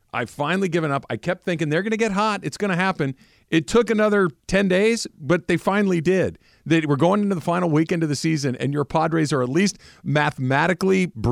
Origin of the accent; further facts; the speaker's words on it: Phoenix, Arizona, United States; Uh, I'm from Phoenix.